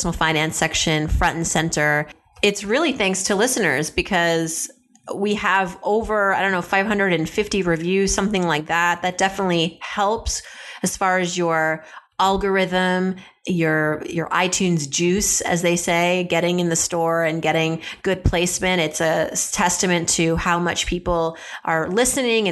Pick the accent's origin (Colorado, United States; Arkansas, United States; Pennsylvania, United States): Pennsylvania, United States; Philadelphia; I'm from the Philly area